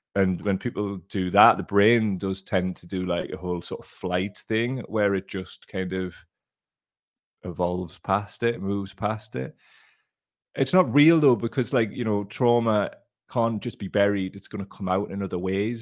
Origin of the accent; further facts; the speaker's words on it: Gateshead, North East England, United Kingdom; I'm from Gateshead. We barely speak English